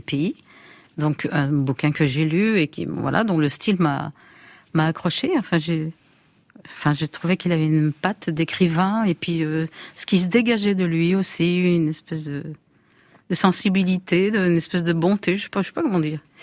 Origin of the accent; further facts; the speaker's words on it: Lyon, Auvergne-Rhône-Alpes, France; je suis lyonnaise